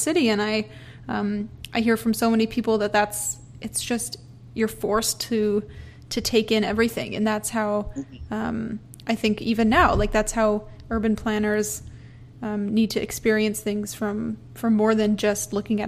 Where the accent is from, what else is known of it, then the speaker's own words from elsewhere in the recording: Alberta, Canada; now in Toronto, Canada; growing up in Alberta